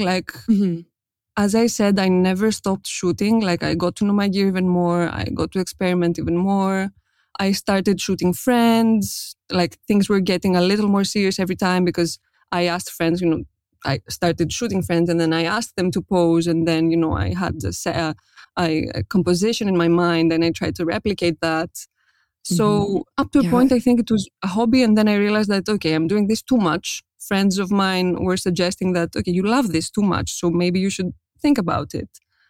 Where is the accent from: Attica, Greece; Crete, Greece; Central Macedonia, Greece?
Attica, Greece; Athens; English is a second language; I was born and raised in Athens, Greece, and I'm a self-taught portrait photographer based in Greece.